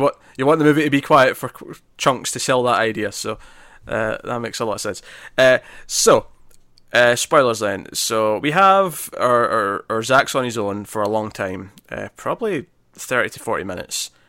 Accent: Scotland, United Kingdom; I'm Scottish

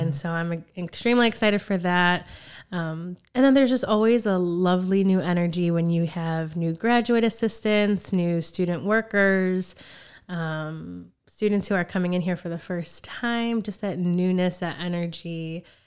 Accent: Chicago, Illinois, United States; also born or lived in Skokie; I'm originally from Chicago. Um, I was born at Illinois Masonic, and my family migrated here from Puerto Rico

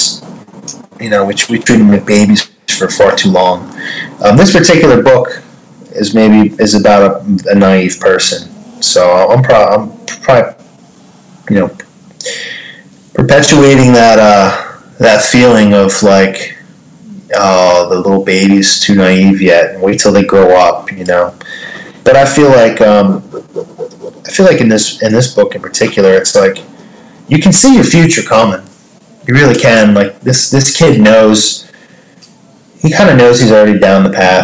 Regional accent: Jersey Shore, New Jersey, United States; moved away as an adult; also born or lived in New York City; now in Jersey City, United States; I'm from the Jersey Shore, and I moved up to New York City for 10 years

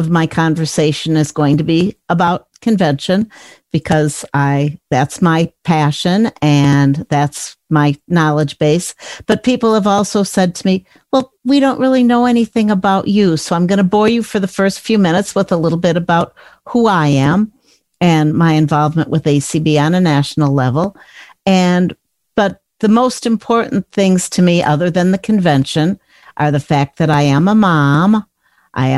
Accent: Chicago, Illinois, United States; I grew up in the Chicago area

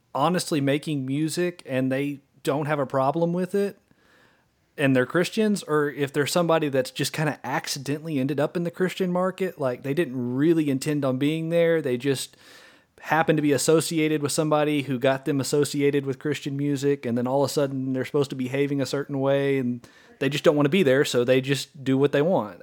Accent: Arkansas, United States; a band from Central Arkansas, so they're my home state band

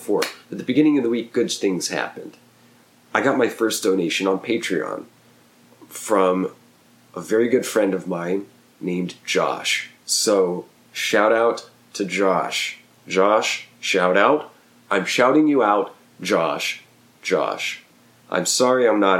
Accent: Oklahoma, United States; also born or lived in New Jersey; a small town I grew up in Oklahoma

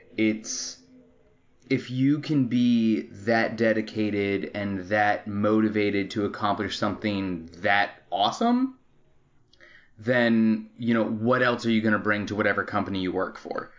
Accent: Arizona, United States; moved away as an adult; now in Los Angeles, United States; I was born and raised in Arizona

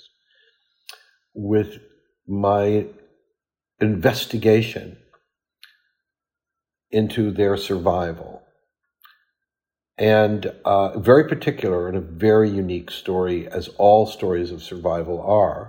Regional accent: Ottawa, Ontario, Canada; my hometown, Ottawa

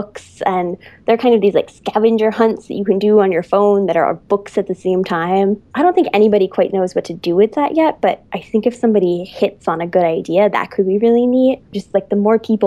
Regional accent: Massachusetts, United States; now in New York City, United States; I'm from Massachusetts, but I seem to have been, you know, New Yorkified in my time there.

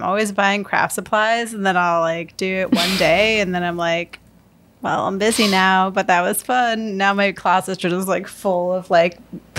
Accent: Syracuse, New York, United States; my hometown, Syracuse, New York

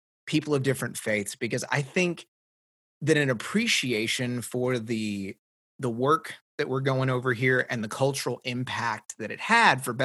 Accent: Tennessee, United States; I grew up in Tennessee

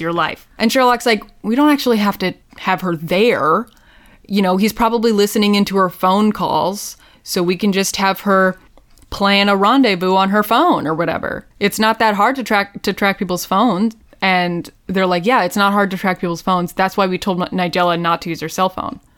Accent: United States; as an American

